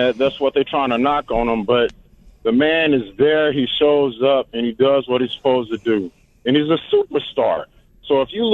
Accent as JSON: {"language": "English", "town": "Carbondale", "region": "Illinois", "country": "United States", "tie": "born or raised there", "said": "I got picked on by my hometown. I'm representing Carmadale, Illinois, home of the SIU Salukis"}